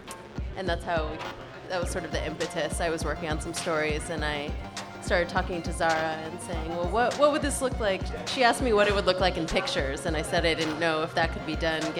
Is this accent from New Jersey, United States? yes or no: no; California, United States; moved away as an adult; now in New York, United States; I'm also from California, and came out here a little before grad school